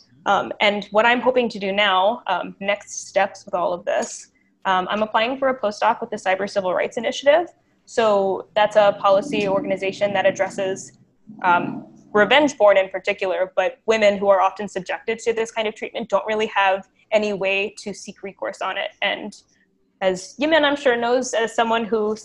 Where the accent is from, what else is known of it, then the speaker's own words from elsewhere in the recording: United States; now in Canada; I am American